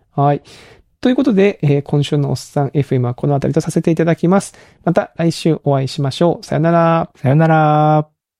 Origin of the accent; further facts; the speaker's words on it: Kagoshima, Japan; moved away; 鹿児島出身